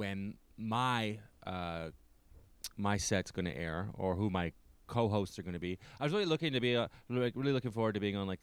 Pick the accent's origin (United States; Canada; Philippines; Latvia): Canada; as a Canadian